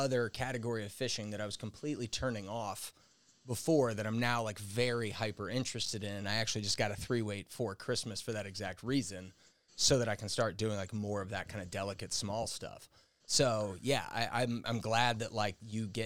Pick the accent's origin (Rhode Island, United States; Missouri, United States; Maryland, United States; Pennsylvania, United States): Missouri, United States; St. Louis; my parents and I grew up here in St. Louis.